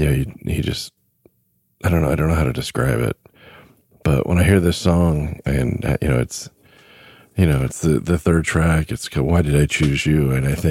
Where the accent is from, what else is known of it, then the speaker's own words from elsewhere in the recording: Southern California, United States; Growing up in Southern California